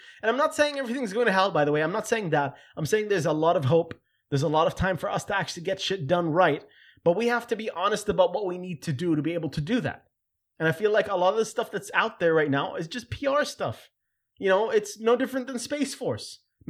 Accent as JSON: {"language": "English", "town": "Khobar", "region": "Eastern Province", "country": "Saudi Arabia", "tie": "born or raised there", "said": "And for me as a kid, growing up in Chobar and seeing the differences between all these different cultures and people that I met from, you know, Bahrain and also other places, the Saudi, Americans, etc."}